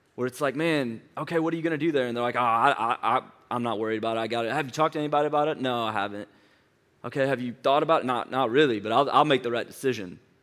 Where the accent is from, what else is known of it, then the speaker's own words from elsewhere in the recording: St. Louis, Missouri, United States; moved away as an adult; now in Atlanta, United States; was born and raised in Saint Louis, Missouri